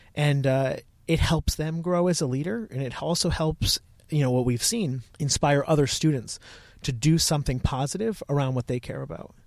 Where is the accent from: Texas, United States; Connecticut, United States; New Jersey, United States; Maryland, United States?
Connecticut, United States; moved away as an adult; also born or lived in Virginia; I'm from Connecticut, but I went down to Virginia, to the University of Virginia.